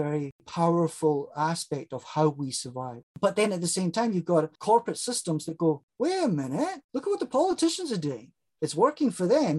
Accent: South Africa; I grew up in South Africa during a period of time where it was called

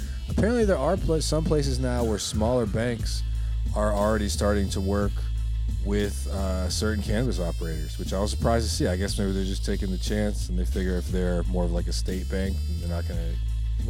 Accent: Maine, United States; from Maine, yeah.

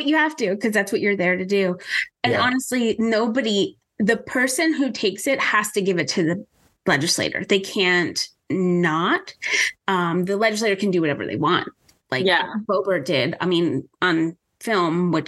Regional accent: Pennsylvania, United States; Pennsylvania because that's my home state

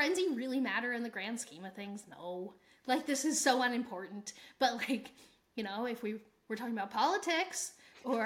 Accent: United States; we're from the United States and that's our viewpoint

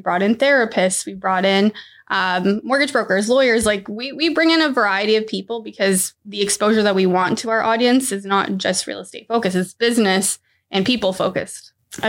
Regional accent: Mexico; now in Vaughan, Canada; I'm from Mexico.

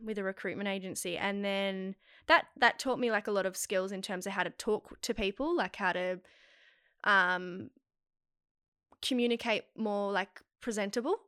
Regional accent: Melbourne, Victoria, Australia; moved away as an adult; now in Sydney, Australia; I was born and raised in Melbourne

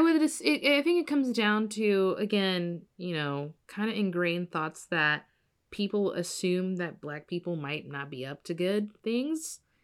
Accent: Evansville, Indiana, United States; my hometown, Evansville

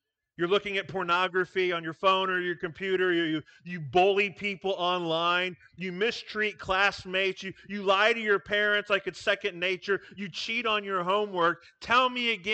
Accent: Iowa, United States; moved away as an adult; now in Nebraska, United States; I grew up in Iowa

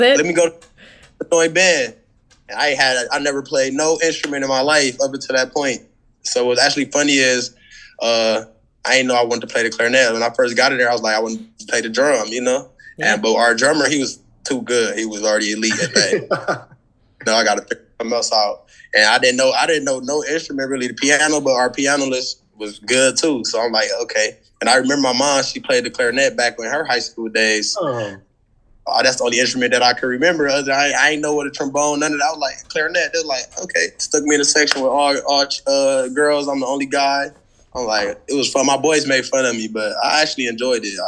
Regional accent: Milwaukee, Wisconsin, United States; moved away as an adult; also born or lived in St. Cloud, Minnesota; I came from Milwaukee, Wisconsin, and I went to school in St. Cloud, Minnesota

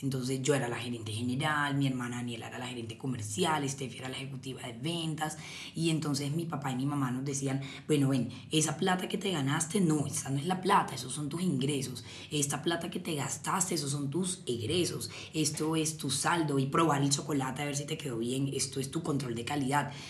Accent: Cartagena, Bolívar, Colombia; yo soy de Cartagena

